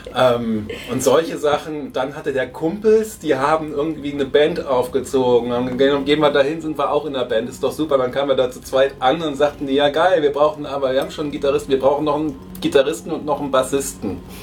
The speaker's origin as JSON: {"language": "German", "region": "Berlin", "country": "Germany", "tie": "born or raised there", "moved": "as an adult", "lives_now": "Potsdam, Germany", "said": "ich bin geborener Berliner, wohne zwar mittlerweile in Potsdam"}